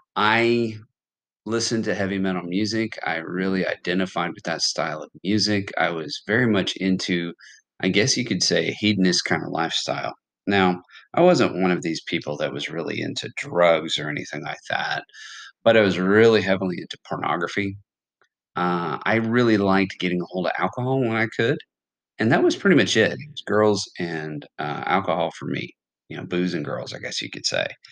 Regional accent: United States; I am from America

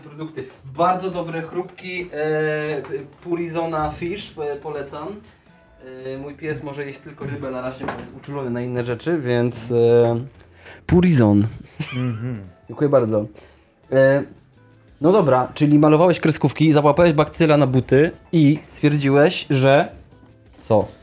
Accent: Sieraków, Greater Poland, Poland; z mojej miejscowości

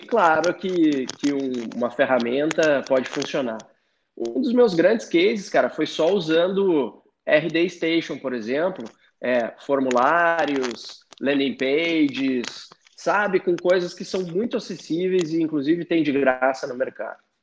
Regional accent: Porto Alegre, Rio Grande do Sul, Brazil; moved away as an adult; also born or lived in Florianópolis; now in São Paulo, Brazil; Eu sou gaúcho de Porto Alegre, morei cinco anos em Floripa, agora que eu tô aqui em São Paulo

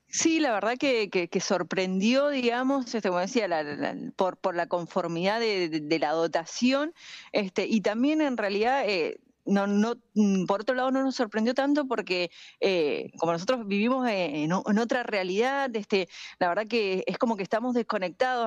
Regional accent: Argentina; nosotros estamos también acá como argentinos

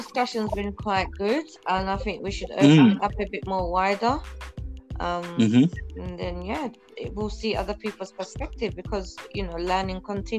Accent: Uganda; And I'm from Uganda.

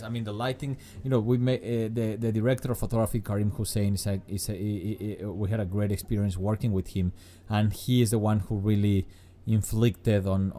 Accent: Mexico City, Mexico; I am from Mexico City.

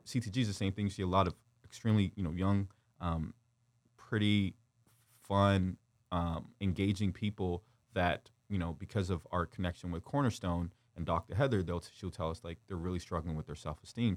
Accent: Windsor, Ontario, Canada; also born or lived in Kigali, Rwanda / North Carolina / Detroit; we moved to Windsor, Ontario, and then when I was six years old, and, uh, I've kind of resided and grew up in Windsor

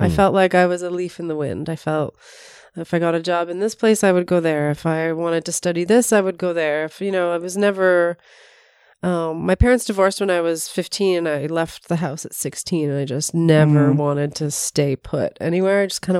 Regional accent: North York, Ontario, Canada; born there; Sure. Well, I was born in North York and have lived in a million places besides Toronto, and just moved to Toronto for school, actually.

